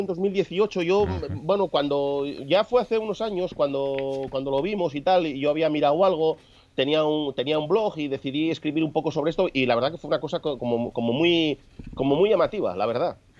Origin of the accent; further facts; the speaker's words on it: Cangas de Onís, Asturias, Spain; los que nos criamos aquí en Cangas Donís, porque tanto para ir a la escuela como para ir al instituto pasábamos a diario por delante de esa casa